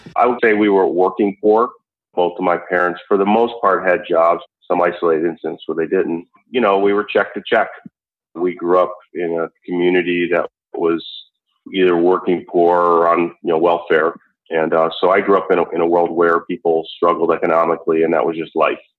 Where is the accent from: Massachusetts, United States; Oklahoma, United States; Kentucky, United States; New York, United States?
New York, United States; Buffalo; there was clearly a lot of stress when growing up in Buffalo